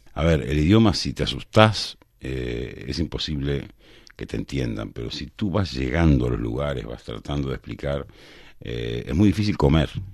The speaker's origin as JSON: {"language": "Spanish", "country": "Uruguay", "said": "a mí por ejemplo como uruguayo"}